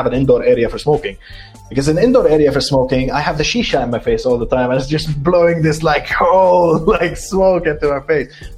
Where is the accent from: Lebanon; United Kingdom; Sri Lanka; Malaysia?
Lebanon; moved away; my hometown in Lebanon